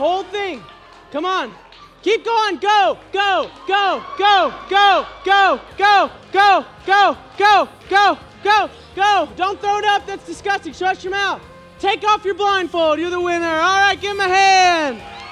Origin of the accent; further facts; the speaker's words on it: Ohio, United States; I'm from Ohio